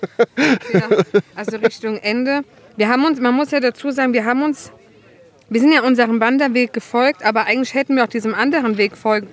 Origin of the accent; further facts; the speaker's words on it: Germany; moved away; im Westerwald, wo ich herkomme